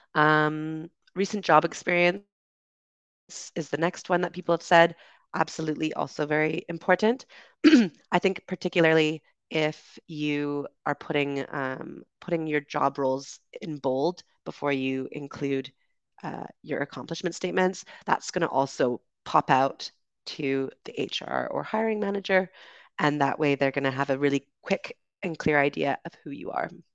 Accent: Canada; moved away as an adult; also born or lived in United Kingdom; I grew up in Canada

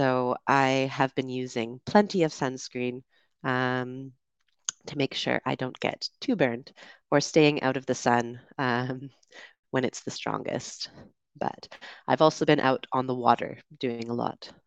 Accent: Vancouver, British Columbia, Canada; moved away as an adult; also born or lived in London, United Kingdom; I'm from Vancouver, Canada, but also lived in London, UK for the last 8 years

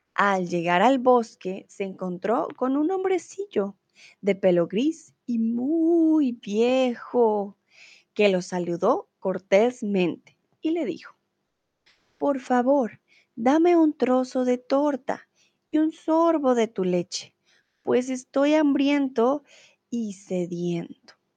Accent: Colombia; soy de Colombia

